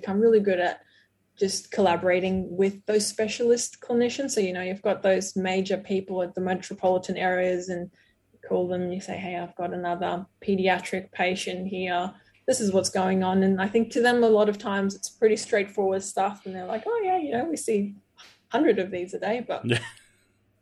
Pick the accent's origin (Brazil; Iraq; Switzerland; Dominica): Brazil; English is a second language; moved away; my growing up in Brazil